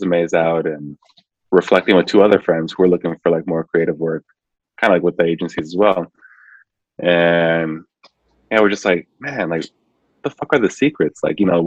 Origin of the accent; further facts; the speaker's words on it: Milwaukee, Wisconsin, United States; growing up in Milwaukee, so it's just like Milwaukee itself is kind of segregated